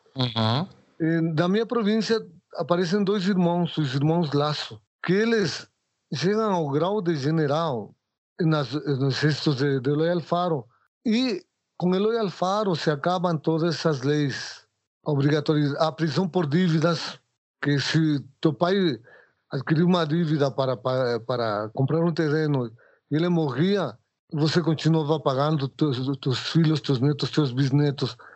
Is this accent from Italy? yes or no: no; Ecuador; Portuguese is a second language; moved away as an adult; now in Brazil; sou equatoriano, trabalho com mosaico, moro faz 30 anos no Brasil